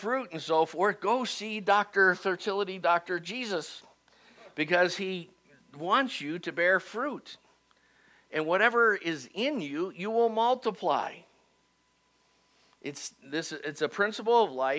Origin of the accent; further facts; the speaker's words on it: Cleveland, Ohio, United States; moved away as an adult; now in Dayton, United States; I really wanted to go back to my hometown in Cleveland and start a church, and God sent me to Dayton anyway, instead